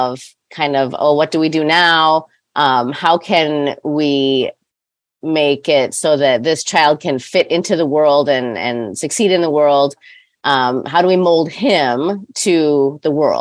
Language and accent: English; Detroit, Michigan, United States; now in Grand Haven, United States; I live in Grand Haven. I'm originally from Detroit